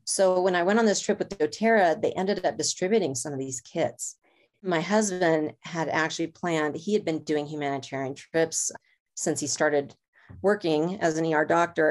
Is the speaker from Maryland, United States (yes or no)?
no; Los Angeles, California, United States; moved away; I grew up in Los Angeles